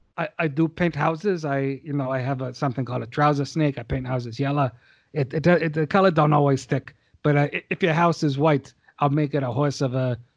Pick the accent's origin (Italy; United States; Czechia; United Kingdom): United States; Because I'm an American. I love a hamburger.